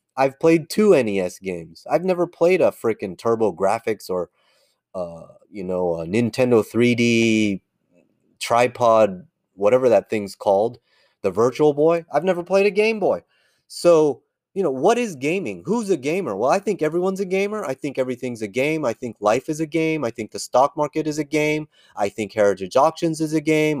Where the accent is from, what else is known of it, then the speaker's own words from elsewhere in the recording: near Silicon Valley, California, United States; as a little guy growing up near Silicon Valley